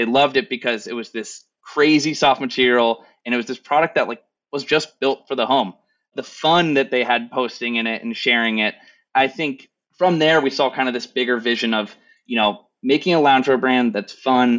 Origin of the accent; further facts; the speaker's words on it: Kansas, United States; I'm from Kansas.